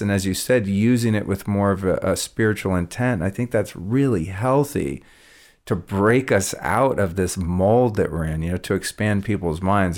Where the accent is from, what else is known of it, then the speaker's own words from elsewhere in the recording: Northern California, United States; also born or lived in Colorado; growing up in Northern California